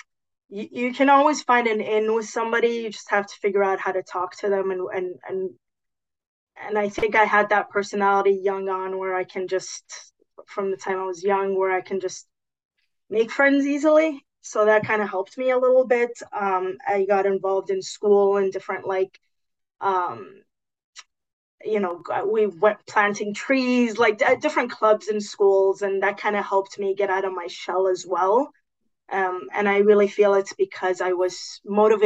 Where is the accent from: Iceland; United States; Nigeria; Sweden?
United States; Los Angeles, California; also born or lived in Lebanon; growing up in Los Angeles, growing up with such diversity.